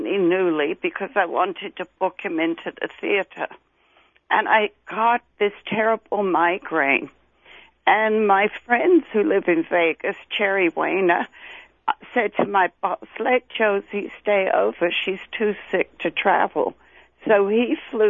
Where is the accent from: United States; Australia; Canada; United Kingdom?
United Kingdom; London; accent: Cockney; moved away; East End of London. I'm a Cockney.